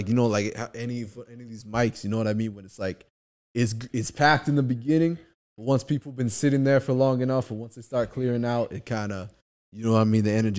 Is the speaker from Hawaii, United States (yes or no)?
yes; Kauai, Hawaii, United States; now in Culver City, United States; I grew up in Hawaii.